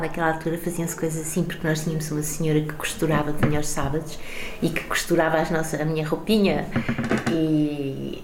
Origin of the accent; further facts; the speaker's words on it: Carcavelos, Lisbon, Portugal; also born or lived in Mozambique; Eu sou portuguesa e, e moçambicana, mas mais portuguesa, porque eu sempre vivi aqui